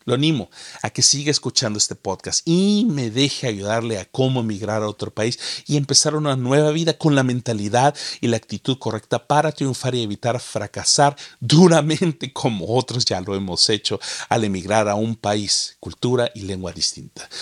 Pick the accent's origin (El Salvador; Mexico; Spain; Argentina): El Salvador; moved away as an adult; also born or lived in United States; now in Canada; cuando fui a El Salvador, mi tierra natal